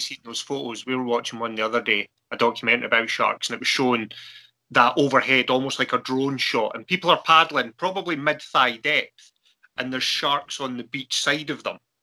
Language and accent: English; Arran, Scotland, United Kingdom; I'm from originally from Arran over on the west coast